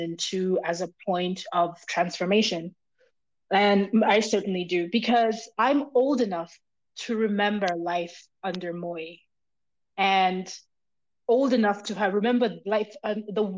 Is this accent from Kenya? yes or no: yes; Kenya; as a Kenyan